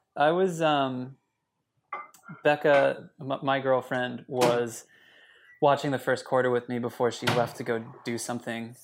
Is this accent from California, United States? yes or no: no; Minnesota, United States; I grew up in Minnesota